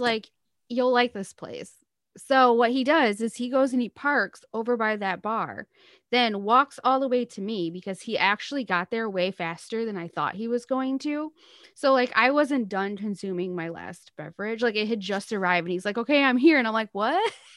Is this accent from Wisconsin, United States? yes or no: no; Michigan, United States; I was from Michigan